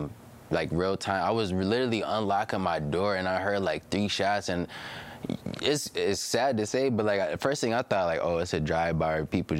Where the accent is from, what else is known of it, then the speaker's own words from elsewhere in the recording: Buffalo, New York, United States; But I'm from Buffalo. I'm from Buffalo, New York.